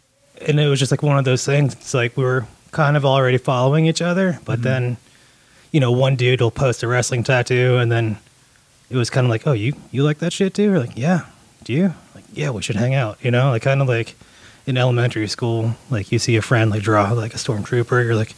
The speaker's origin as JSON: {"language": "English", "town": "Jacksonville", "region": "Florida", "country": "United States", "said": "Jacksonville, Florida."}